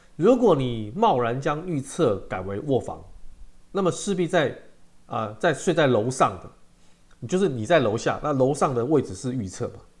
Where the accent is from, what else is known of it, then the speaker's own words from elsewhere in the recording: Taiwan; 我们中国人跟台湾人